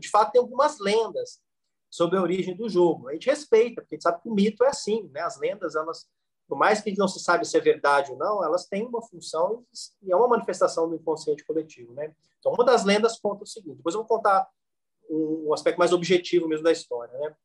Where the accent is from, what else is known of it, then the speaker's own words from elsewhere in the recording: Varginha, Minas Gerais, Brazil; Eu sou de Varginha, né? Nascido em Varginha